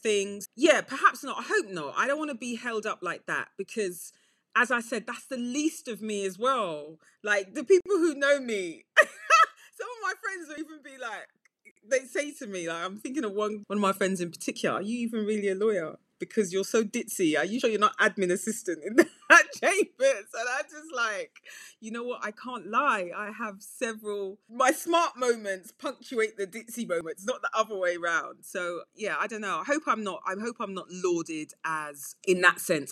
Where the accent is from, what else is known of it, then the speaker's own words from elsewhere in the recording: Nigeria; now in United Kingdom; I'm Nigerian